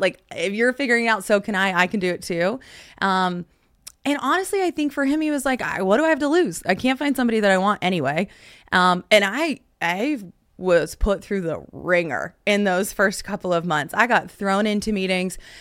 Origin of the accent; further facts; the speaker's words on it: Dallas–Fort Worth, Texas, United States; my hometown